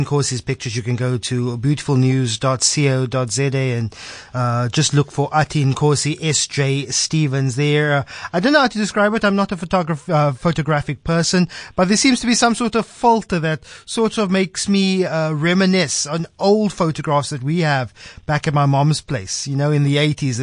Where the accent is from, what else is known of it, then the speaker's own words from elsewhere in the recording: Cape Town, Western Cape, South Africa; I'm from Cape Town. I'm from the South Peninsula